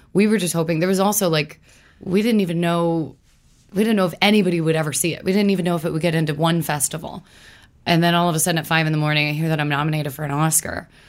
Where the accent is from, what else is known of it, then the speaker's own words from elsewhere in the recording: Louisville, Kentucky, United States; moved away; growing up in Louisville